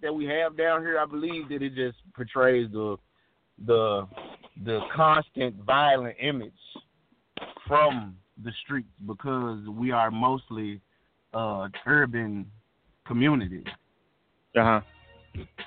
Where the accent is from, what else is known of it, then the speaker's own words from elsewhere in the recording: Memphis, Tennessee, United States; from Memphis, Tennessee